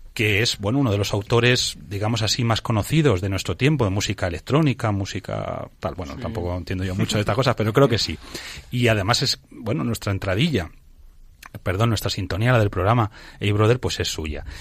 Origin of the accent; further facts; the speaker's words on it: Toledo, Castilla-La Mancha, Spain; Yo es que soy de Toledo